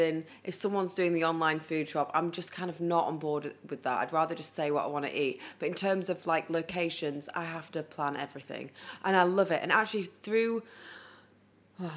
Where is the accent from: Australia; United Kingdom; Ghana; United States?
United Kingdom; Huddersfield, Yorkshire and the Humber; accent: northern; moved away as an adult; also born or lived in London; I was brought up in Huddersfield